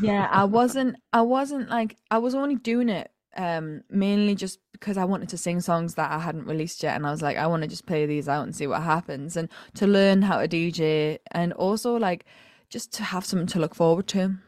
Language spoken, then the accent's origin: English; County Durham, North East England, United Kingdom; I'm originally from County Durham in the Northeast